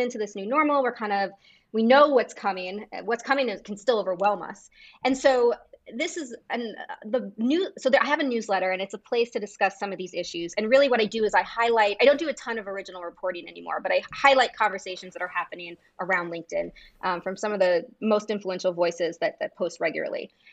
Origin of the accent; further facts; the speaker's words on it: United States; as an American